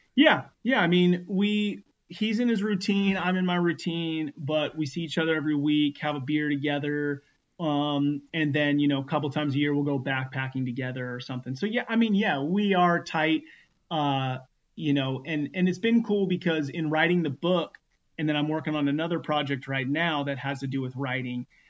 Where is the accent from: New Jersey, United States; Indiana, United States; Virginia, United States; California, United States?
California, United States; Northern; also born or lived in Los Angeles, California; born in Los Angeles, um, and then at the age of five, moved to a small one street light uh, town in Northern California